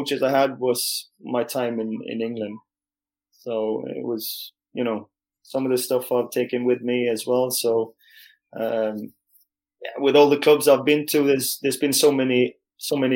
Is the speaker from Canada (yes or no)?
no; Norway; also born or lived in Leeds; I had quite a couple of good years back in Norway